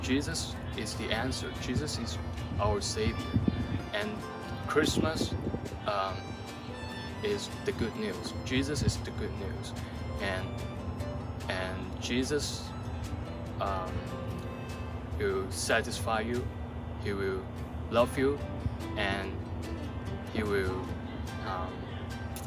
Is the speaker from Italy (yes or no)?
no; China; now in United States; I'm from China